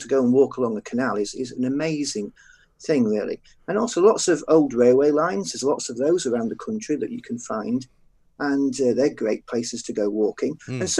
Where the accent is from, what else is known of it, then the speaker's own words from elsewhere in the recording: Yorkshire and the Humber, United Kingdom; as a Yorkshireman